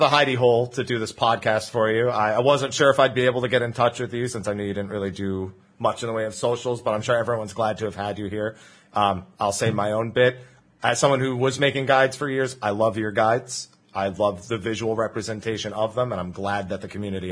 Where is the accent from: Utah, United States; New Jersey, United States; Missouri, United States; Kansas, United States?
New Jersey, United States; I'm from New Jersey